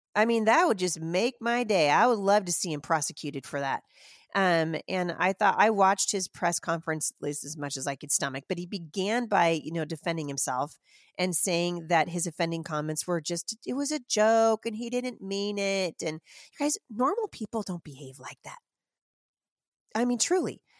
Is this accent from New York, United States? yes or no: no; Washington, United States; my home state of Washington